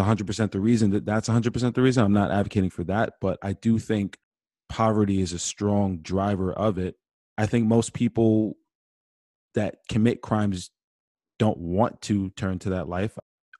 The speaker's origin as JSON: {"language": "English", "town": "Amityville", "region": "New York", "country": "United States", "tie": "born or raised there", "said": "I went to Farmingdale, but I grew up in the Amityville community for the most part."}